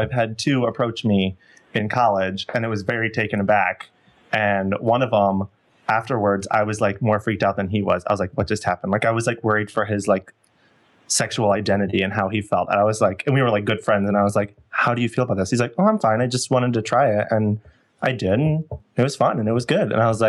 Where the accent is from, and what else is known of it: Indiana, United States